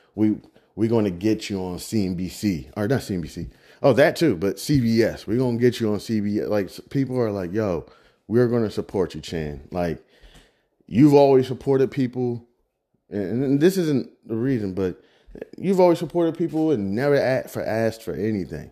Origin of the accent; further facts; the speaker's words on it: Midwest, United States; I'm from the Midwest